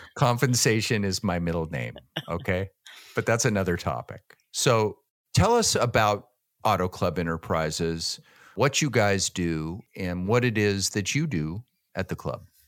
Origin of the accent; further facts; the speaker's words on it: Downey, California, United States; also born or lived in Phoenix, Arizona; I was born and raised in Downey, California